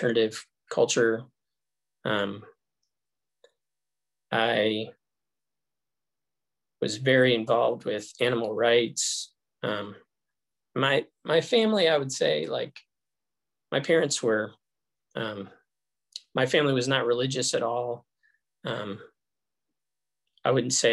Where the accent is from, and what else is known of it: Colorado, United States; born or raised there; also born or lived in Los Angeles, California